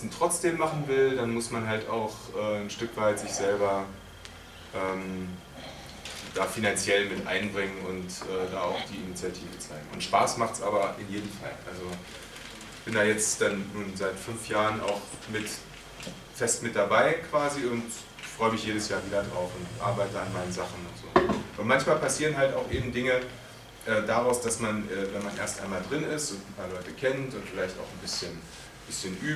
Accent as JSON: {"language": "German", "region": "Berlin", "country": "Germany", "said": "hatte mir meinen eigenen Berliner Superhelden, weil ich komme aus Berlin"}